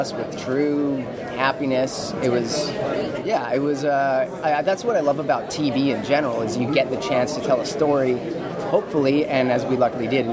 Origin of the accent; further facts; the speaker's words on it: Vancouver, British Columbia, Canada; I'm from Vancouver.